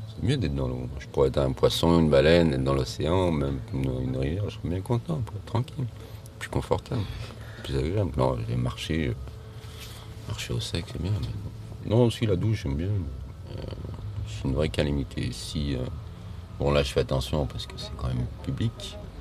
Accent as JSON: {"language": "French", "town": "Lyon", "region": "Auvergne-Rhône-Alpes", "country": "France", "said": "je suis de Lyon"}